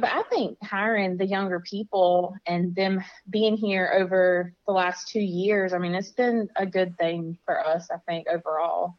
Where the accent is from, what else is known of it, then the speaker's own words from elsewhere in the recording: Florida, United States; I'm from Florida.